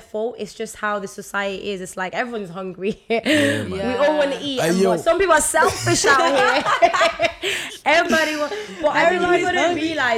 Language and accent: English; Liverpool, North West England, United Kingdom; now in Manchester, United Kingdom; But I think I'm from Liverpool